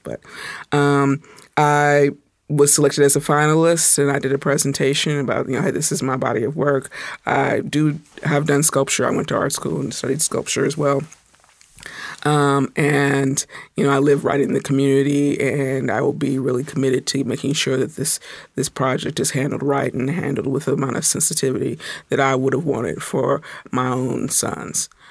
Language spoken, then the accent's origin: English; Indianapolis, Indiana, United States; now in Tacoma, United States; I'm originally from Indianapolis, Indiana